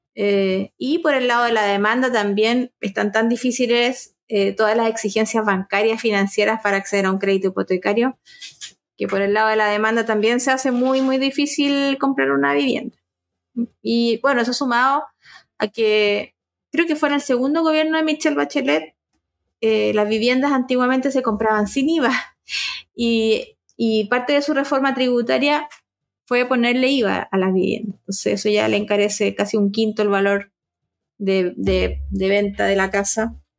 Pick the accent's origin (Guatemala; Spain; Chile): Chile